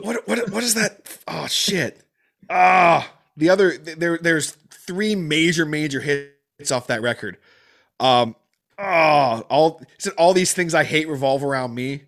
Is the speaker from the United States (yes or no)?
no; Canada; being Canadian